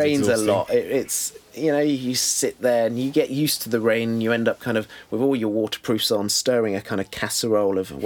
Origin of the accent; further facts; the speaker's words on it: Bath, South West England, United Kingdom; also born or lived in France; I grew up in Bath.